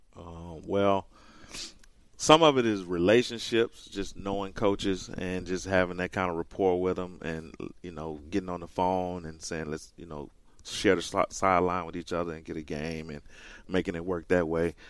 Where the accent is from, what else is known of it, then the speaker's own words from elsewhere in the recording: rural Mississippi, United States; also born or lived in Los Angeles; I grew up here in rural Mississippi